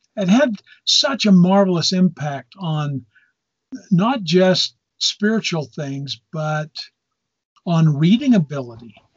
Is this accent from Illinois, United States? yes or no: no; Lewiston, Utah, United States; I grew up in Cache Valley, up in Lewiston